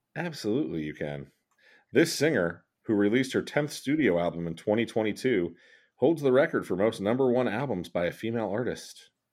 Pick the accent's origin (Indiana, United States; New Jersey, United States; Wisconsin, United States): New Jersey, United States; We're from Jersey.